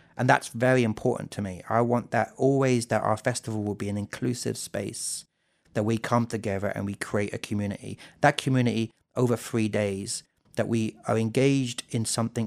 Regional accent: South England, United Kingdom; now in Jonesborough, United States; I grew up in South England, I was born in nineteen seventy-six.

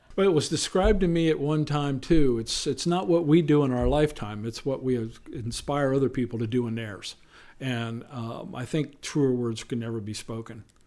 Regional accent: central Pennsylvania, United States; moved away as an adult; now in Eastern Shore, Maryland, United States; I was born and raised in a small town called Sealands Grove, on the banks of the Susquehanna River

